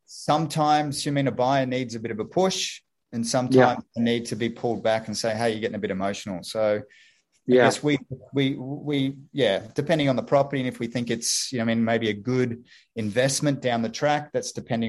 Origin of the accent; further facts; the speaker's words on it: Gold Coast, Queensland, Australia; moved away as an adult; now in Sydney, Australia; Gold Coast